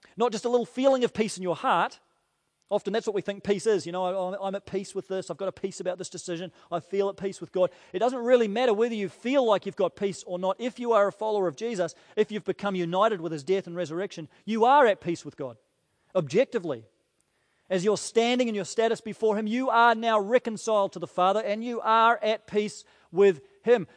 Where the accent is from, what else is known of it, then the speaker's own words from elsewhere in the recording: New Zealand; as a Kiwi